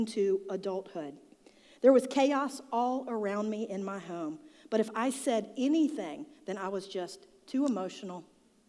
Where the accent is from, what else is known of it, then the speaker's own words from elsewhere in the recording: Charlotte, North Carolina, United States; I grew up in South Charlotte.